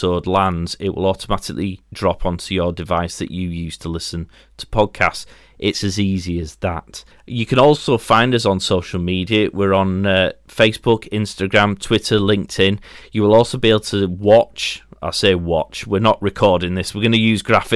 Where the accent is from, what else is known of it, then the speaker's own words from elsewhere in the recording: Yorkshire and the Humber, United Kingdom; I'm from Yorkshire